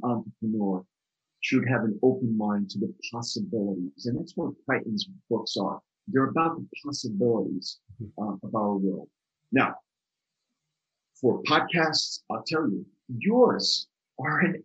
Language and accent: English; outside New York City, New Jersey, United States; ever since I was a little kid growing up outside New York City in New Jersey